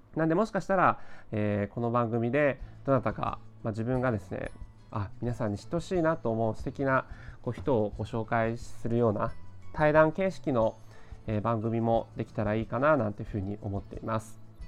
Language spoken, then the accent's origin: Japanese; Tokyo, Japan; 生まれも育ちも東京